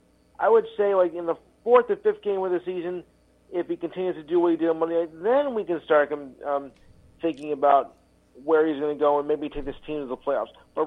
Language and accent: English; New York, United States; I am from New York